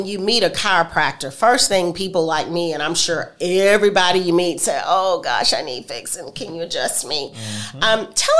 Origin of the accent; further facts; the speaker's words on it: Georgia, United States; now in Alabama, United States; I am a Georgia peach, born and raised in Georgia.